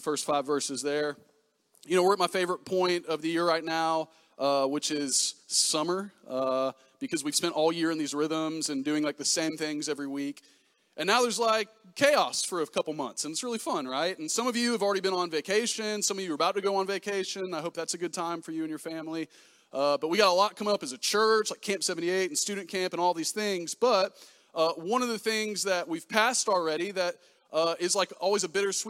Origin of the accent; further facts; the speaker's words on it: Pensacola, Florida, United States; I'm from Pensacola, Florida. Grew up there